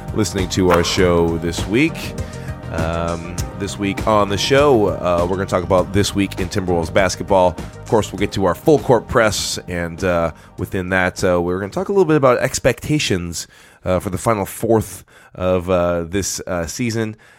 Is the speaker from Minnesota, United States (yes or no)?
yes; Farmington, Minnesota, United States; we come from Farmington